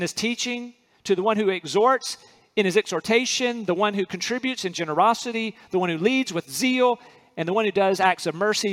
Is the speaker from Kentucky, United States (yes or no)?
no; North Carolina, United States; where I'm from in North Carolina, city boy in North Carolina